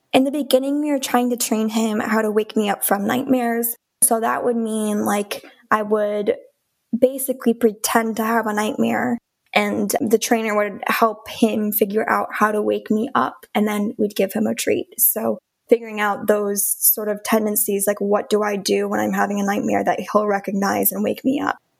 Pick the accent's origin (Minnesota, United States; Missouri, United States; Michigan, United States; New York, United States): Michigan, United States; Okemos; now in Canton, United States; I grew up in Okemos, Michigan